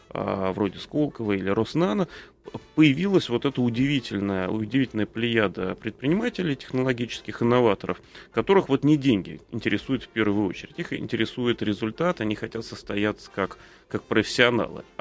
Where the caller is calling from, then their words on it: Vladimir, Vladimir Oblast, Russia; Я из Владимира звоню.